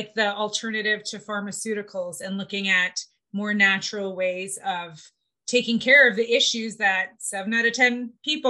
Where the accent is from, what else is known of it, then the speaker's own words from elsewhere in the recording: Winnipeg, Manitoba, Canada; I grew up in Winnipeg and Manitoba, where I grew up. I grew up in the North End